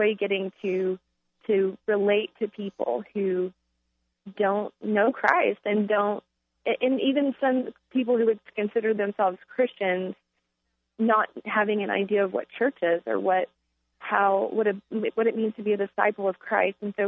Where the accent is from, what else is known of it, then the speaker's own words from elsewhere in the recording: Texas, United States; now in Charlottesville, United States; I'm originally from Texas, so we don't have four seasons in Texas.